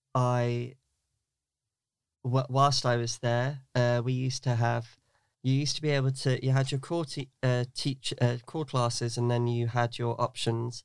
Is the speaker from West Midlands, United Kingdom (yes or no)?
no; Newark, East Midlands, United Kingdom; I grew up in Newark, in Nottinghamshire